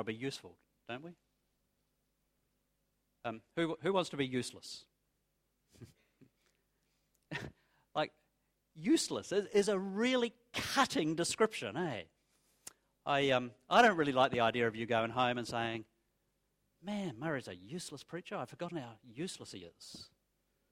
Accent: New Zealand; moved away as an adult; now in Australia; when I was growing up in New Zealand

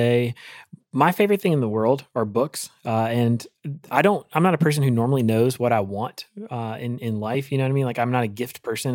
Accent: Eastern North Carolina, United States; I grew up in Eastern North Carolina

